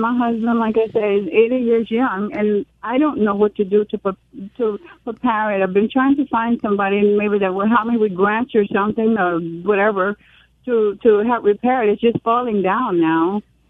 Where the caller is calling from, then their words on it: Mississippi, United States; Over here in Mississippi.